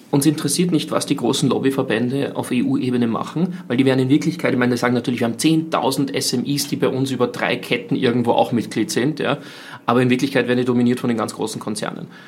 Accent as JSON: {"language": "German", "country": "Austria", "said": "wo wir als Österreicher uns überlegen müssen"}